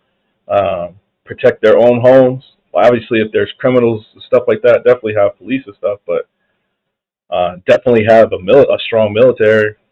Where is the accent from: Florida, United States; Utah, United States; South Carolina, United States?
South Carolina, United States; Clemson; now in Nevada, United States; I grew up in South Carolina